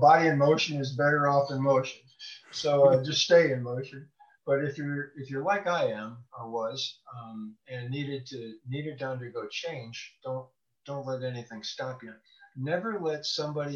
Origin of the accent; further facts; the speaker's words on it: Bloomington, Illinois, United States; I'm from the home of State Farm. It's Bloomington, Normal, Illinois